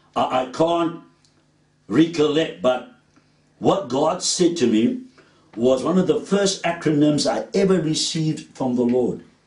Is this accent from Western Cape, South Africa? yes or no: yes; Cape Town, Western Cape, South Africa; I grew up in Pine Road, Woodstock, opposite the gym bioscope, near Trafalgar Bards.